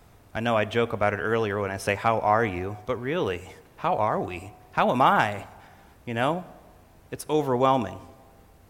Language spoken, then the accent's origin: English; Illinois, United States; moved away; I grew up in Illinois